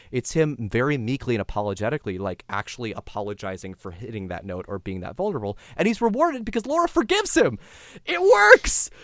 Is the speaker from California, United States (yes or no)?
yes; San Diego, California, United States; I grew up Catholic in San Diego, California